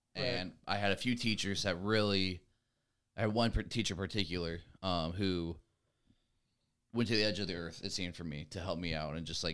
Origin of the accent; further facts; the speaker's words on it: Ohio, United States; also born or lived in Montana / Idaho / California; I moved to Ohio when I was in like fourth grade. I was born in Montana, moved to Idaho after I was like 3 years old. My dad joined the Air Force, lived in California for a year and moved to Ohio.